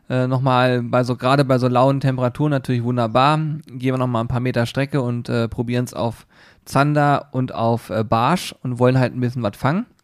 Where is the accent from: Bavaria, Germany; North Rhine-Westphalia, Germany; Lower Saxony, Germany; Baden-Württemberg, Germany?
Lower Saxony, Germany; Hanover; Und außerdem, ich komme aus Hannover, ich kenne mich hier ein bisschen aus.